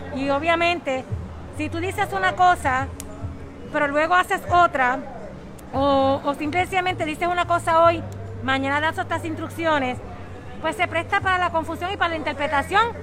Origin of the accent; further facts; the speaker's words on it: Bayamón, Puerto Rico; Porque yo soy de Bayamón, miren, yo soy de aquí, de este es mi pueblo, Bayamón